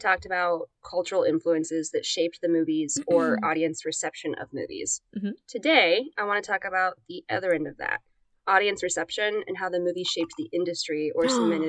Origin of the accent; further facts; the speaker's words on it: United States; I'm American, I can speak any language.